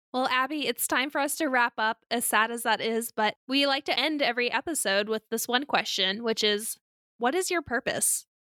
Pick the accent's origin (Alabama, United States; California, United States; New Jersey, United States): Alabama, United States; I grew up in Alabama